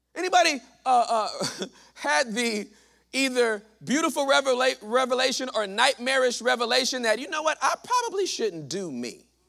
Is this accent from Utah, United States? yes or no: no; Southern California, United States; moved away as an adult; now in Texas, United States; I am from Southern California